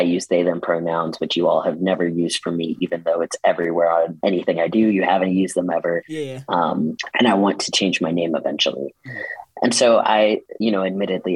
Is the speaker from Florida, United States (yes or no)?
no; Tulsa, Oklahoma, United States; moved away as an adult; also born or lived in St. Louis / Austin, Texas; I spent the summer in my hometown, Tulsa, Oklahoma